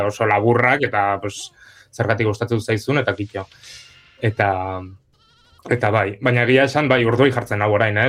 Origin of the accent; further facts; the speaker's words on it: Pamplona, Navarre, Spain; txikitatik beti egin ditut e, antzerki, iruñako antzerki eskolara jota nintzen